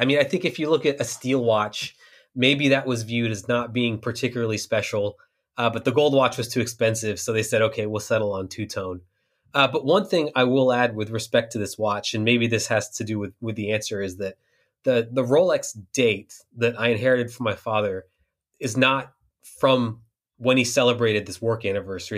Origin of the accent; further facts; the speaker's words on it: Houston, Texas, United States; I spent a lot of time growing up in Houston